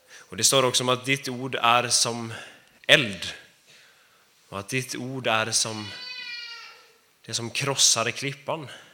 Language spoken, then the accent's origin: Swedish; Sweden; Jag är också svensk.